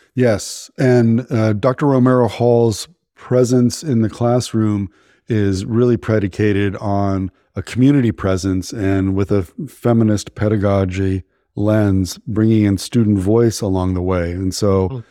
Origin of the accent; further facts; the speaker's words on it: Menlo Park, California, United States; I grew up in Menlo Park, where all the VCs are